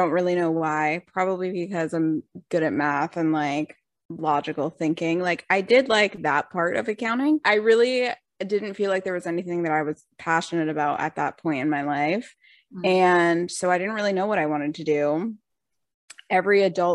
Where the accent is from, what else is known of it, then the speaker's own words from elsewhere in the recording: Rhode Island, United States; moved away as an adult; also born or lived in Boston; I grew up in Rhode Island, small little town